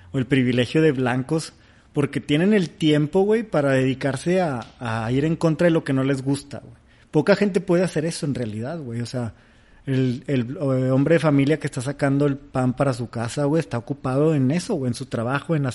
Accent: Mexico City, Mexico; Nosotros somos chilangos, estamos en el medio y sabemos, tenemos esta información.

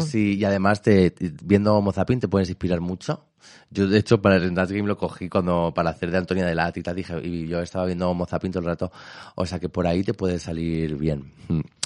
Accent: Elche, Valencian Community, Spain; soy de Elche

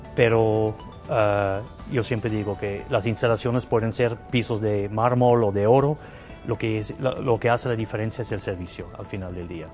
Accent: Zurich, Switzerland; Spanish is a second language; moved away as an adult; also born or lived in Canada / Saudi Arabia / Thailand / Morocco; now in Guadalajara, Mexico; soy origen de Suiza, eh, de la parte alemana de, de Suiza, de Zúrich, para ser preciso. Ahí crecí

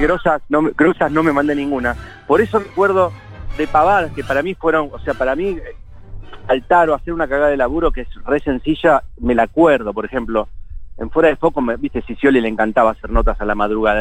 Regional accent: Funes, Santa Fe, Argentina; moved away; Yo me crié en Funes, un lugar cerca de Rosario

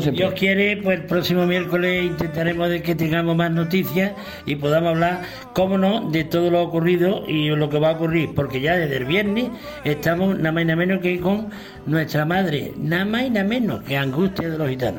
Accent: Cantillana, Andalusia, Spain; en mi pueblo, en Cantillana

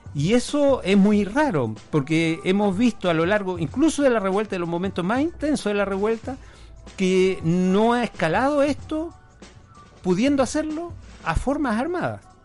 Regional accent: Punta Arenas, Magallanes and Chilean Antarctica, Chile; yo soy magallánico, yo nací en Punta Arenas

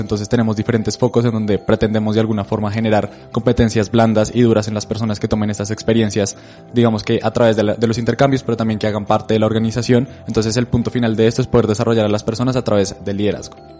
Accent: Colombia; nosotros creemos que como colombianos

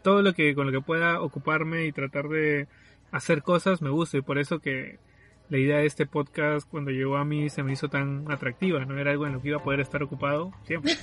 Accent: Lima, Peru; soy de Lima, bueno, del sur de Lima

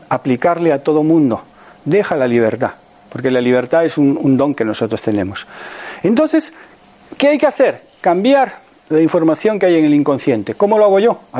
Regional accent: Panama; now in Spain; Cuando yo salí de Panamá hace 48 años, nadie bebía agua embotellada. Y ahora todo el mundo bebe agua embotellada. Aquí en España estaba agua de solares y lanjarón y para de contar.

